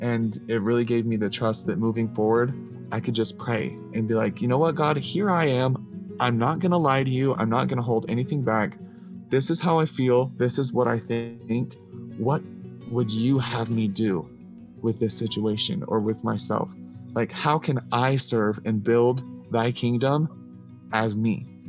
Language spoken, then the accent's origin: English; Missouri, United States; I grew up in Missouri